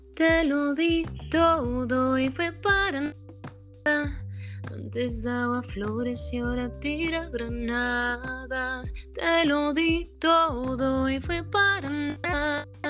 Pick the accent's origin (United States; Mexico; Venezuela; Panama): United States; New Jersey; moved away as an adult; also born or lived in New York City, United States; now in Dominican Republic; Yo nací en los Estados Unidos, nací en Nueva York y crecí en New Jersey